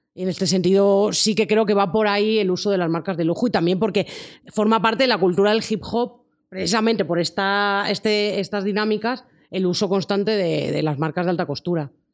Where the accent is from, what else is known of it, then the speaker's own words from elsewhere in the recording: Spain; en España nos parece como más raro